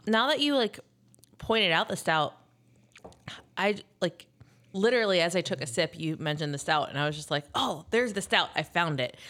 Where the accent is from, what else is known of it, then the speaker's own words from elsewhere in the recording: Cincinnati, Ohio, United States; moved away; when I was growing up in Cincinnati